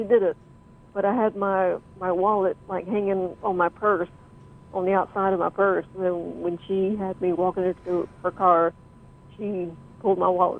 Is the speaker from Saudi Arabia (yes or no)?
no; the South, United States; moved away; originally I'm from the South